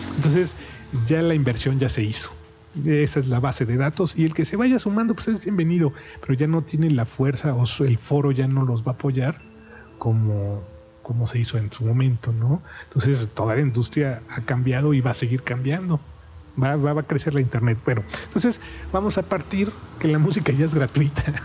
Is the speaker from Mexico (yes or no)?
yes; Mexico; somos mexicanos